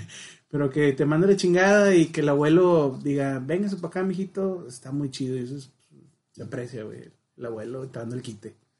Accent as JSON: {"language": "Spanish", "town": "Monterrey", "region": "Nuevo León", "country": "Mexico", "said": "Pues yo siendo blanco, hombre, regio"}